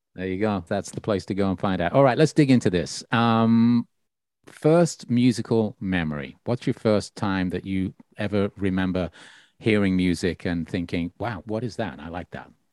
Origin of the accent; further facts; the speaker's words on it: Birmingham, West Midlands, United Kingdom; my hometown of Birmingham originally